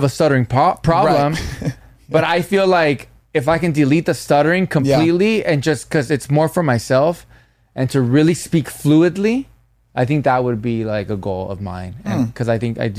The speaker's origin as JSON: {"language": "English", "country": "United States", "tie": "born or raised there", "said": "I was born in the United States"}